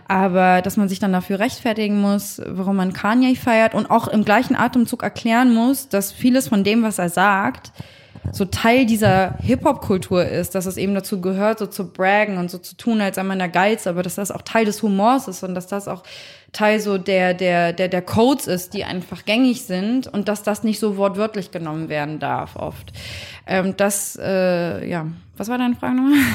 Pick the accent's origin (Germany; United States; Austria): Germany; Hamburg; ich bin jetzt nicht in Harlem groß geworden, sondern in hamburg langhorn